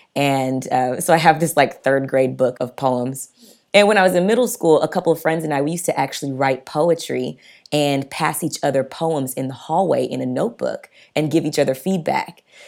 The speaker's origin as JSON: {"language": "English", "region": "the South", "country": "United States", "tie": "born or raised there", "said": "I grew up in the South, Black parents"}